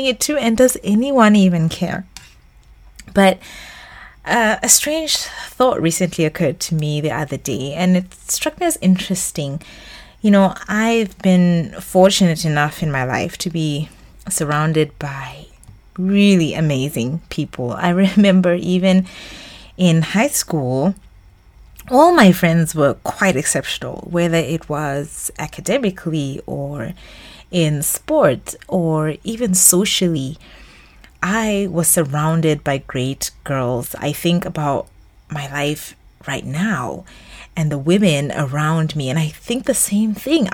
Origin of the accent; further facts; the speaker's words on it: Botswana; moved away as an adult; also born or lived in Middle East; my home country, Botswana